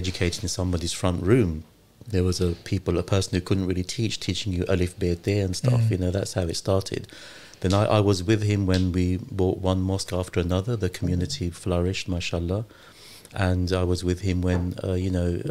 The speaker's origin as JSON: {"language": "English", "region": "London", "country": "United Kingdom", "tie": "born or raised there", "also_born_or_lived": "Lahore, Pakistan", "moved": "yes", "said": "I was born in Lahore in Pakistan, yeah. But I was raised in London. I came here when I was one."}